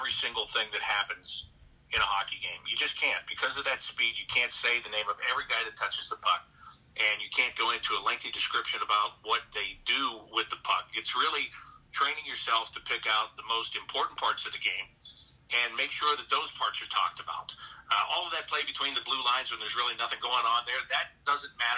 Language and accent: English; Pittsburgh, Pennsylvania, United States; now in Columbus, United States; I'm from the Pittsburgh area. You know, that's where I grew up